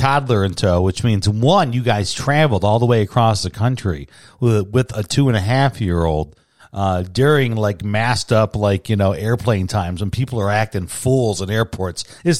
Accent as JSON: {"language": "English", "region": "Midwest", "country": "United States", "moved": "yes", "lives_now": "Tucson, United States", "said": "we live here in the Southwest. We're from the Midwest."}